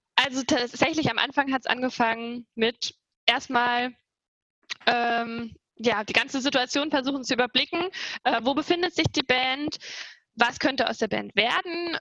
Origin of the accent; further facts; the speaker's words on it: Trier, Rhineland-Palatinate, Germany; moved away as an adult; now in Saarbrücken, Germany; ich komme aus Trier